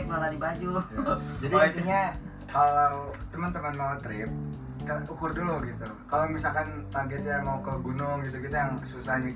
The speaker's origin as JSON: {"language": "Indonesian", "region": "Riau Islands", "country": "Indonesia", "said": "gue perjalanan sama dia gue lebih lama lagi soalnya gue kan dari Kepri kalau dia dari Aceh"}